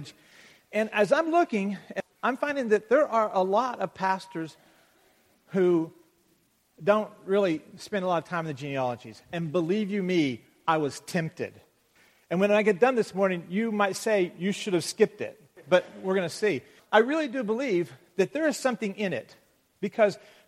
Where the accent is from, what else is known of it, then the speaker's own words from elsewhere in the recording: Levelland, Texas, United States; moved away; I was raised in Texas